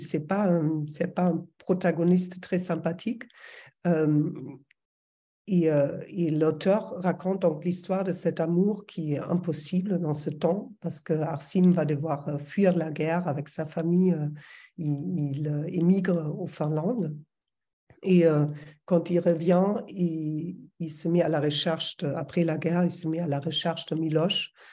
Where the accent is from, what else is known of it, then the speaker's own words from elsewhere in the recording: Berlin, Germany; French is a second language; moved away as an adult; now in France; je suis allemande, je pense que ça s'entend toujours, ça va toujours s'entendre. ça fait 20 ans que je vis en France, mais je viens de Berlin.